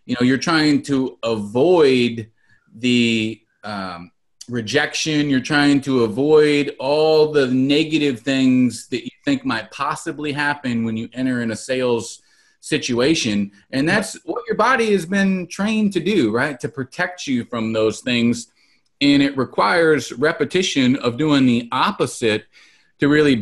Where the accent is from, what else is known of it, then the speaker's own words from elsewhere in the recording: Salinas, California, United States; growing up in Salinas, California, I can tell you that I've had my electricity cut off many, many times